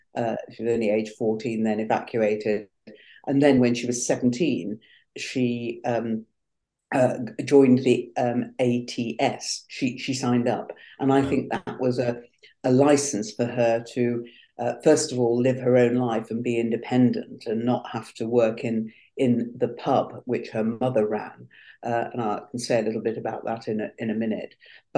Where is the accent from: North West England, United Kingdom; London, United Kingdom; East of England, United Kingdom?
North West England, United Kingdom; Manchester; Really, for half my life now, although I am a proud Mancunian